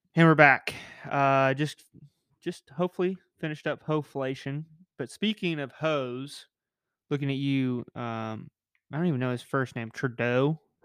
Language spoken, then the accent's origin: English; United States; me as an American